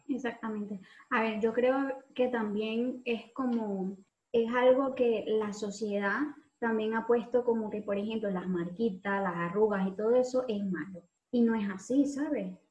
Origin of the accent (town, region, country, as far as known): Venezuela; moved away